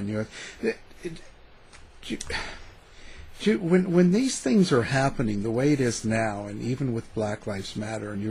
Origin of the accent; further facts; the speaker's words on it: Canada; I was growing up in Canada